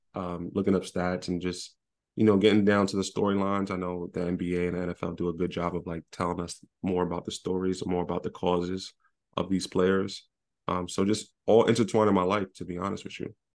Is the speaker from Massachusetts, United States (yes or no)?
no; New York City, New York, United States; moved away; I'm from Brooklyn.